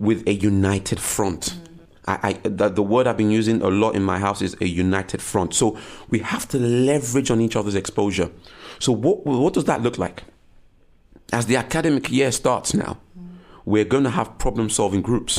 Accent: Nigeria; I was born to a Nigerian home and I was born in Nigeria

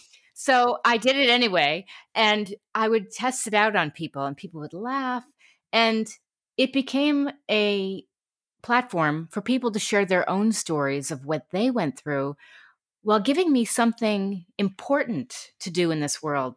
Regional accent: New York City, New York, United States; moved away as an adult; also born or lived in Connecticut; now in California, United States; I grew up in New York City and then Connecticut

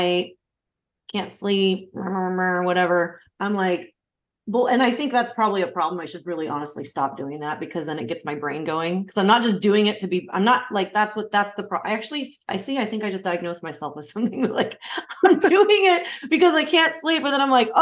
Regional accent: Oregon, United States; moved away as an adult; I'm from Oregon myself

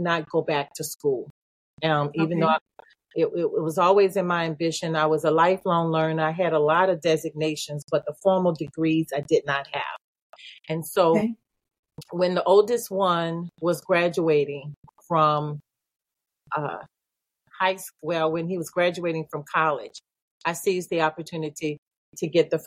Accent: New Orleans, Louisiana, United States; also born or lived in Georgia; I'm from New Orleans. Evacuated to Georgia

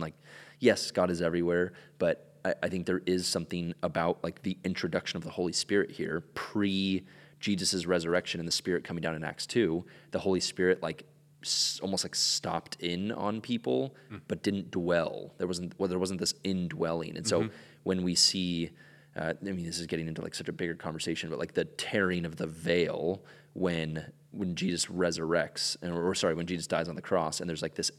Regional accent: Ecuador; I grew up in Ecuador and spent most of my life down there.

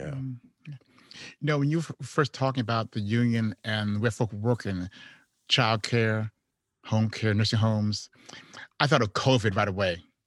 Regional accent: Chicago, Illinois, United States; also born or lived in Houston; I'm from Chicago

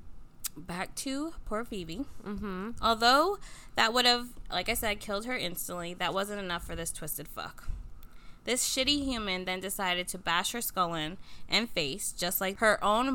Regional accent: Livingston, New Jersey, United States; I was born in Livingston, New Jersey.

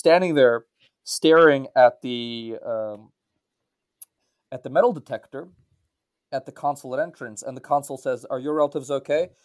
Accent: United States; also born or lived in Central Asia / Ukraine / Belarus; I was born in Central Asia and reared in America, I grew up in the diaspora, and I grew up v-, very much in a Russian-speaking household

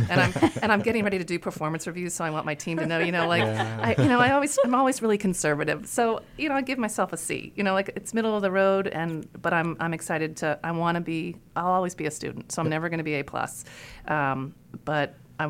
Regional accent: Iowa, United States; born there; I told you I was born in Iowa, and I just recently looked at a picture of my birth certificate.

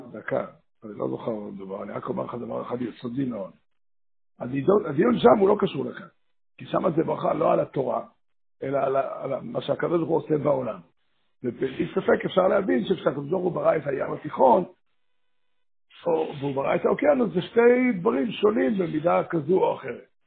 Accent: Safed, Northern District, Israel; בעיר הולדתי, עיר ילדותי, כמו צפת

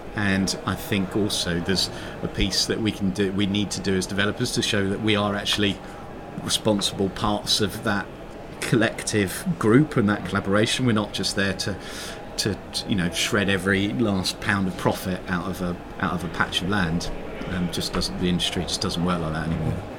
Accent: London, United Kingdom; I grew up in South London, in and around these areas

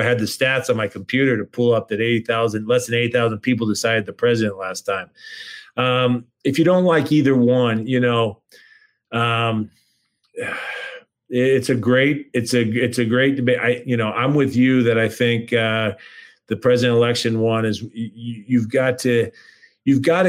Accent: California, United States; moved away as an adult; now in Georgia, United States; I grew up in California

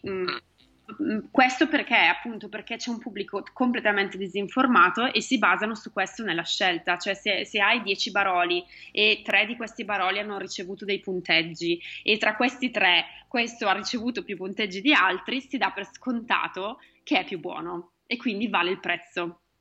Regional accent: Italy; now in United States; ti chiedono da dove vieni e dici che sei italiana

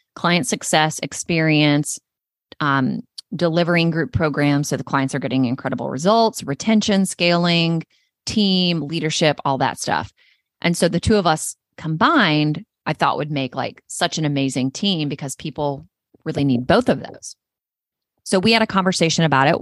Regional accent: North Carolina, United States; North Carolina is my home state. It's where I was born and raised.

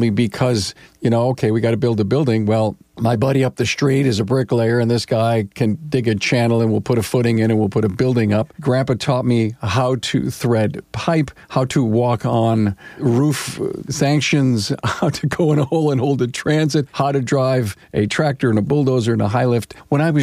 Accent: Orchard Park, New York, United States; I grew up in Orchard Park, New York

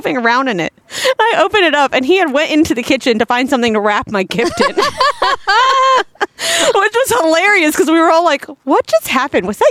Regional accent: Florida, United States; as young as I can remember when we moved to Florida

